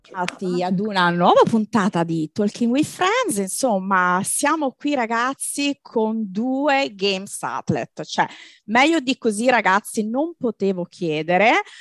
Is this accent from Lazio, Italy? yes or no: yes; Lazio, Italy; nella mia terra, nel mio Lazio